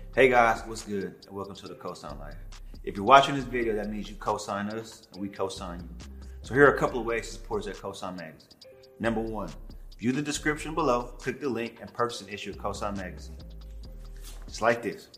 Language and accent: English; Killeen, Texas, United States; also born or lived in Dallas; I'm originally from Killeen. That's where I went to high school